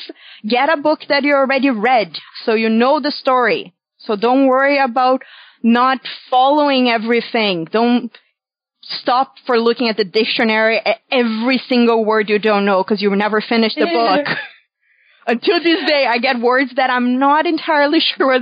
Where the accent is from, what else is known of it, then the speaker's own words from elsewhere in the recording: São Paulo, Brazil; English is a second language; moved away as an adult; now in Canada; I was born and raised in Brazil in a small town about 2 hours from São Paulo City. But I've been in Canada for 5 years now.